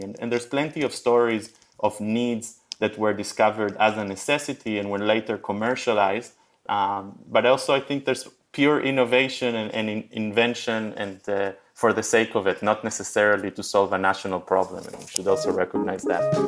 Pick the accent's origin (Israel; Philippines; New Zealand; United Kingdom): Israel; moved away as an adult; also born or lived in Argentina / New York / San Francisco; I was born in Argentina. I moved to Israel when I was a kid. I did my, uh, mandatory military service and my college in Israel.